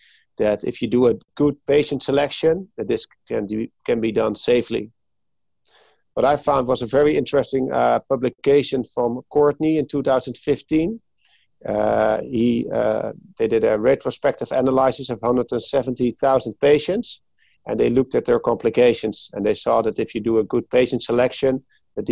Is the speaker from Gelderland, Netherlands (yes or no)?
no; Hoorn, North Holland, Netherlands; I'm from Hoorn, which is like 20 minutes from Amsterdam